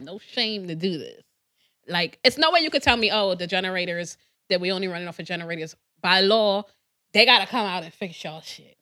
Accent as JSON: {"language": "English", "country": "Trinidad & Tobago", "tie": "born or raised there", "moved": "yes", "said": "I was born in Trinidad"}